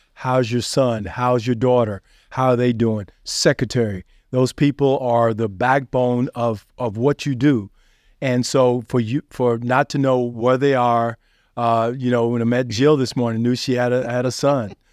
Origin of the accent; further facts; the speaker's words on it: Western Kentucky, United States; also born or lived in Indianapolis, Indiana; I was born in Indianapolis, but I was grew up in Kentucky.